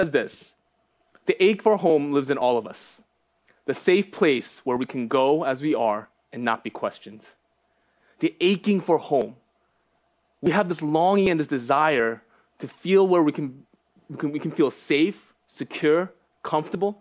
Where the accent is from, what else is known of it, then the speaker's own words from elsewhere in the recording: New York, United States; also born or lived in Los Angeles, California / Phoenixville, Pennsylvania; moved to New York when I was one.